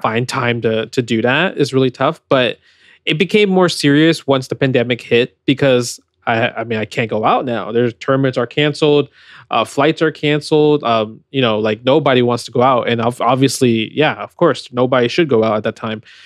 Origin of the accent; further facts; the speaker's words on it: New York, United States; I was born in New York